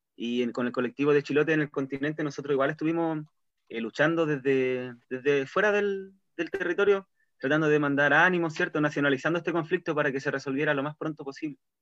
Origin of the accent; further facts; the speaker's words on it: Castro, Los Lagos, Chile; now in Chonchi, Chile; Soy castreño de nacimiento, pero ahora estoy avecindado en este pueblito vecino.